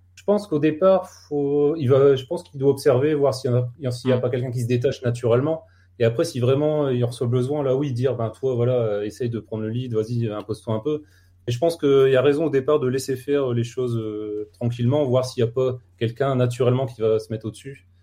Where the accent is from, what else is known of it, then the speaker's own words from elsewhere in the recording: the Nord, Hauts-de-France, France; je suis du Nord